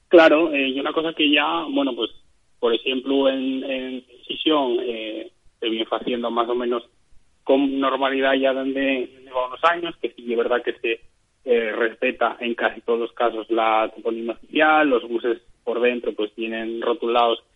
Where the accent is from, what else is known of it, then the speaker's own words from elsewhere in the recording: Asturias, Spain; los asturianos también somos turistas